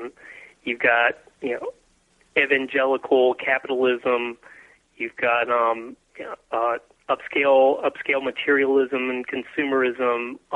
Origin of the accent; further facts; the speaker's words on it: North Carolina, United States; moved away as an adult; also born or lived in Cary, North Carolina; now in Dallas, United States; I moved here when I was 25 years old, out of law school, and I grew up in North Carolina, which is very much the South